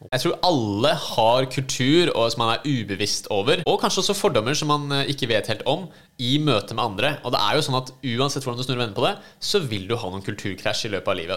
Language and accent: Norwegian; Oslo, Norway; also born or lived in United States; jeg er født og oppvokst i Oslo